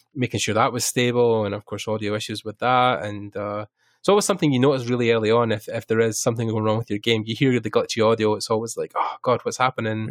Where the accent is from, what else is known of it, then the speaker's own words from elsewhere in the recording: Ireland; we're both Irish